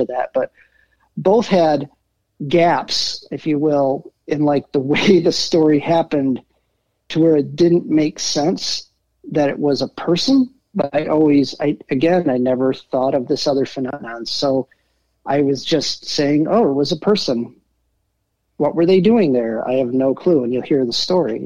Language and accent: English; Traverse City, Michigan, United States; also born or lived in Detroit / Elk Rapids; I ended up growing up in Traverse City